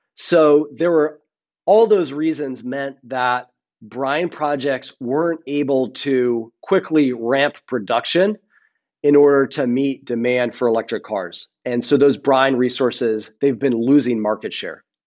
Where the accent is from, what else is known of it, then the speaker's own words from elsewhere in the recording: Rhode Island, United States; I grew up in Rhode Island on the ocean